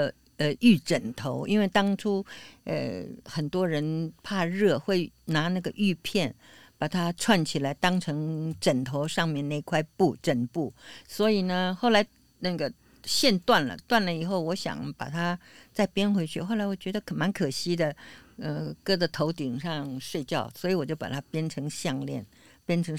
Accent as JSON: {"language": "Chinese", "region": "Beijing", "country": "China", "moved": "yes", "lives_now": "Taiwan", "said": "我是来自很远很远的地方，我是由北京来的，但是这个历史来的呃时间呢是在民国二十八年到的，所以呢我会讲台语。"}